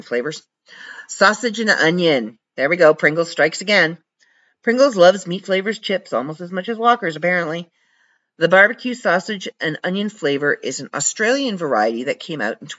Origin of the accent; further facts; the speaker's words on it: Canada; I'm from Canada.